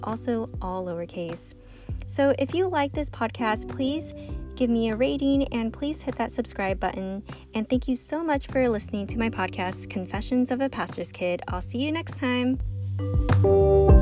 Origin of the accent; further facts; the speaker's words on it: United States; as a Filipino American in the evangelical church